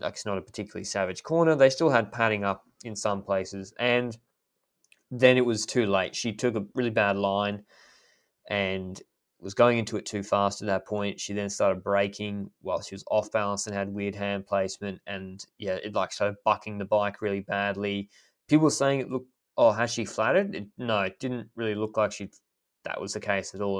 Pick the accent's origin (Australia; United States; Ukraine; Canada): Australia; I'm happy to call it even as Australian, a, as an Australian